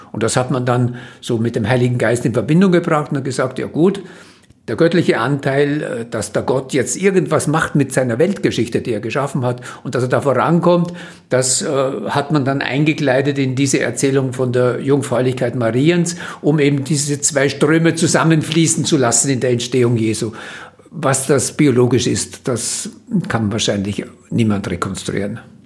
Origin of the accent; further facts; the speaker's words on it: Vienna, Austria; habe in Wien studiert, das Gymnasium gemacht